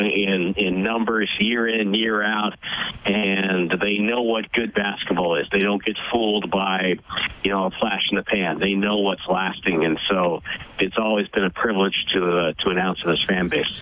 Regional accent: New England, United States; moved away; I grew up in New England

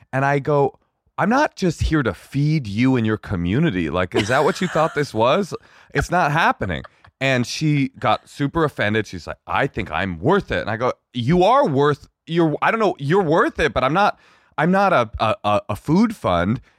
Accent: California, United States; first of all, I'm from California and we eat hummus.

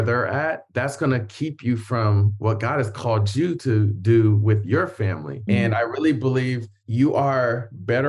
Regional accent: Columbus, Ohio, United States; moved away; also born or lived in Hawaii / Lima, Ohio; I grew up in Columbus, Ohio

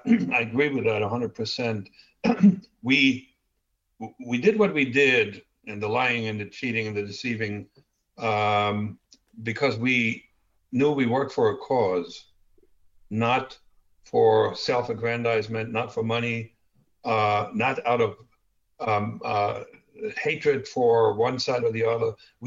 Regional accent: Germany; accent: German; English is a second language; my talent to get rid of almost 100% of my German accent was so unique that they said, all right, he's going to the U.S., they have tall people.

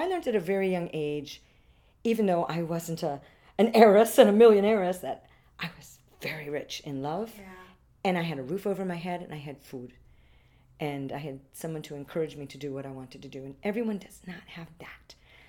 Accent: Orlando, Florida, United States; also born or lived in Switzerland; I was born here. Oh, great. And I lived here in Orlando before Disney, BD, before Disney. I was in Lyman High School.

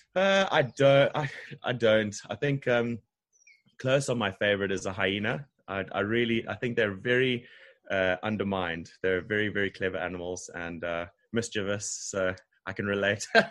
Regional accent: Harare, Zimbabwe; moved away as an adult; now in Durban, South Africa; Originally from Zimbabwe, um, country above South Africa, uh, in Harare. Yeah, so I have twenty years of my life there

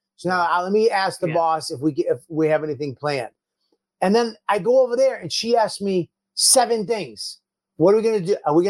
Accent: Medford, Massachusetts, United States; I'm 51. I'm from Medford, Massachusetts.

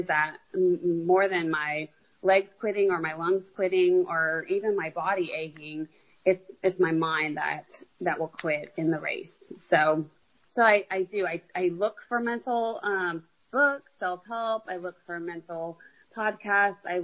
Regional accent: San Antonio, Texas, United States; I'm from San Antonio

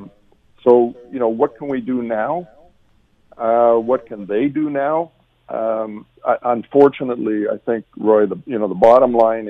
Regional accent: Canada; as a Canadian

